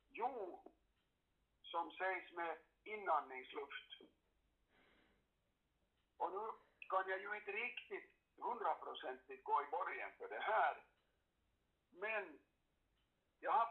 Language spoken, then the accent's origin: Swedish; Karis, Uusimaa, Finland; Jag kommer ju själv från Karis, eller kommer och kommer, men, men gick i skola där.